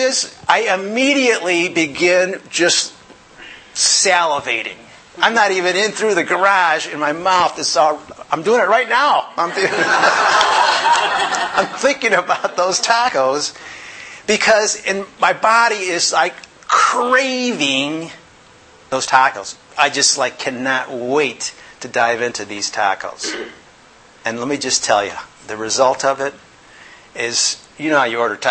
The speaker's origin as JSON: {"language": "English", "town": "Yorkville", "country": "United States", "tie": "born or raised there", "moved": "yes", "said": "I grew up in Yorkville, a little small little community"}